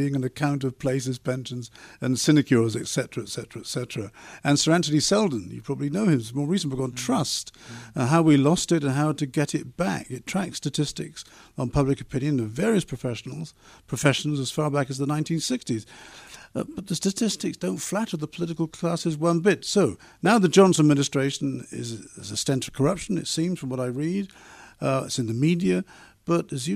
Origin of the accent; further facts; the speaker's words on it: Wells, South West England, United Kingdom; moved away; I remember as a boy, I grew up in the Wells constituency, going along to the town hall